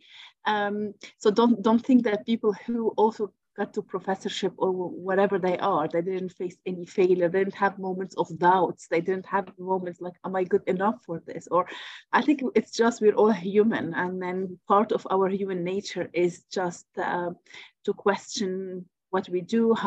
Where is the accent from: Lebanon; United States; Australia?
Lebanon; moved away as an adult; also born or lived in Paris, France; now in Birmingham, United Kingdom; I'm originally from Lebanon. I studied in Paris and I did my PhD in Paris